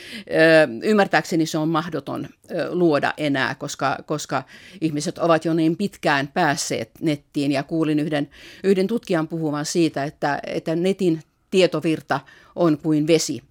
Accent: Finland; moved away as an adult; also born or lived in Russia; olen Suomesta

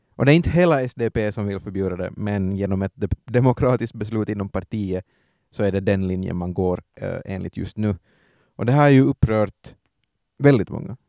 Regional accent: Ostrobothnia, Finland; also born or lived in Vaasa; som österbottningar

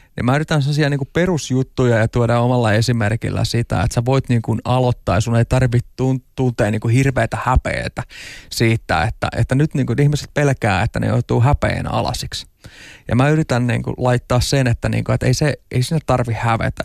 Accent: Tampere, Pirkanmaa, Finland; ihan pikkupoikana, että asuin Tampereella Hervannassa

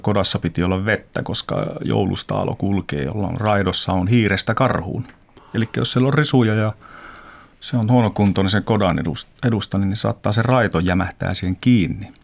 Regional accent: Teno River valley, Lapland, Finland; mä oon Tenojokivarresta kasvanut lohenpyyntiin

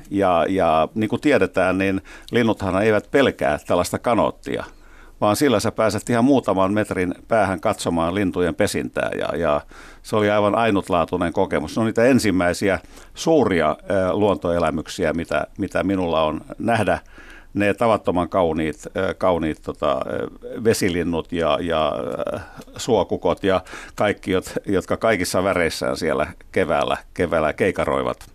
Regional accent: Helsinki, Uusimaa, Finland; tällaisen helsinkiläispojan

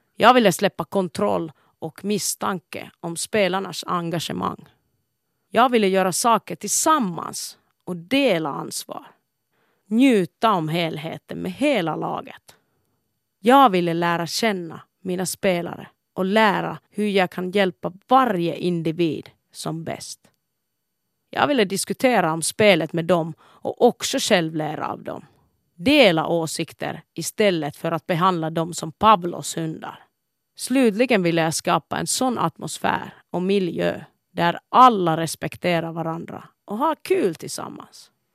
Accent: Kuopio, North Savo, Finland; Kuopio, min födelsestad, har präglat min livsfilosofi

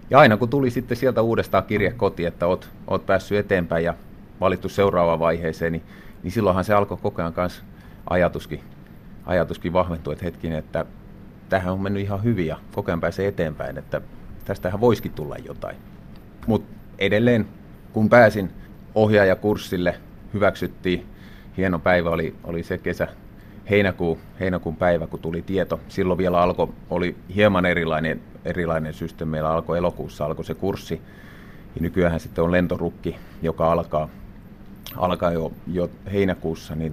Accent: Vääksy, Päijänne Tavastia, Finland; No omassa elämässä se lähti siitä oikeastaan, että asuttiin vielä, vielä tota perheenä lapsena, asuttiin Vääksyssä

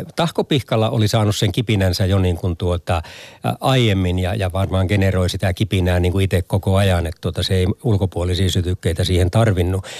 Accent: Tornio, Lapland, Finland; mun kotikonnuilla Torniossa

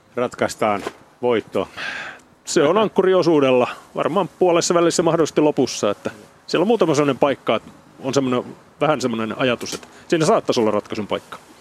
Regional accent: Turku, Southwest Finland, Finland; en ole Paimiosta kun tuun Turusta

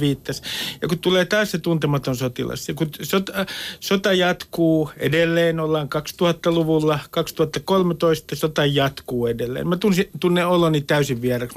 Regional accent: Nummi-Pusula, Uusimaa, Finland; first language Finnish; Suomi on mulle Nummipusulan urheilukenttä, olen Nummipusulasta

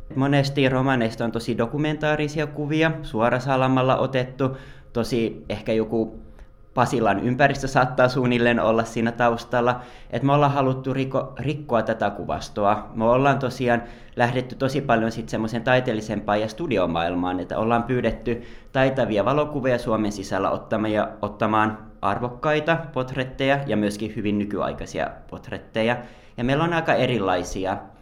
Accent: Joensuu, North Karelia, Finland; moved away as an adult; also born or lived in Lahti; now in Helsinki, Finland; mä oon tosiaan Joensuusta kotoisin ja lähtenyt opiskelemaan silloin 21-vuotiaana Lahteen

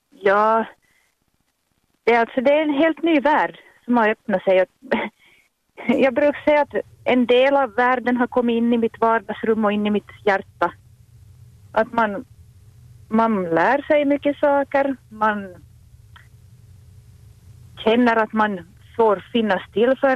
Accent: Ostrobothnia, Finland; det var nog när den här stora flyktingvågen kom till Finland, Österbotten, hemknutarna, så berördes jag nog på något vis i djupet av mitt hjärta.

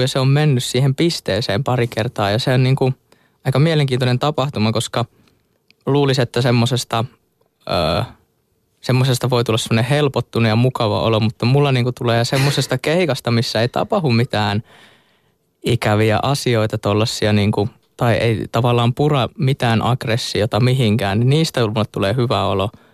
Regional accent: Hollola, Päijät-Häme, Finland; mä oon sieltä Hollolasta kotosin ja siellä tota, pyörin silloin nuoruudessani

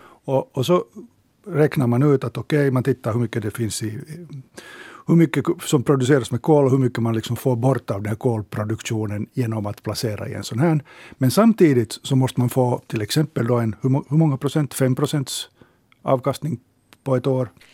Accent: Finland; vi finländare

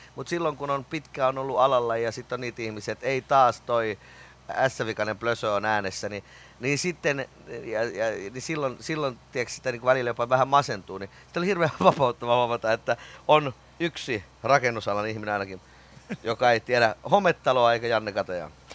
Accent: Riihimäki, Kanta-Häme, Finland; also born or lived in Kouvola; kyllä mä oon kotoisin Riihimäeltä, mut mä oon syntynyt Kouvolasta

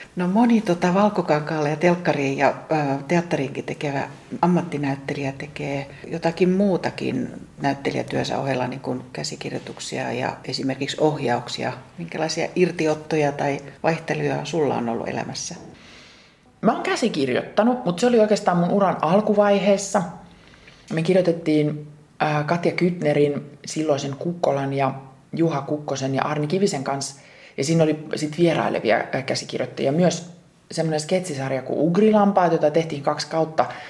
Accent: Ylivieska, North Ostrobothnia, Finland; moved away; Ylivieskassa, mistä mä oon lähtöisin

